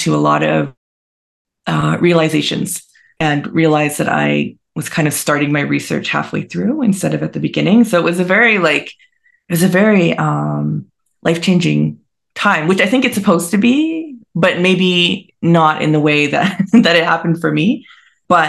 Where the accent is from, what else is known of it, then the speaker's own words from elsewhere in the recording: British Columbia, Canada; also born or lived in Montreal, Quebec; I live back in BC. I'm from BC.